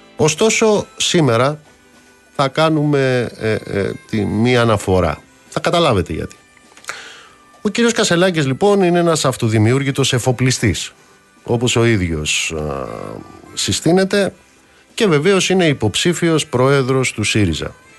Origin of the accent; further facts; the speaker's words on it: Amaliada, Western Greece, Greece; moved away; στην πατρίδα μου κάτω στην Αμαλιάδα